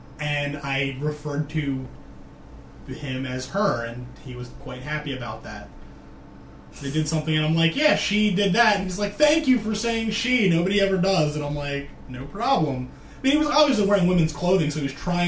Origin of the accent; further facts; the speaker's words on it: New York, United States; I'm from New York. I'm a Yankee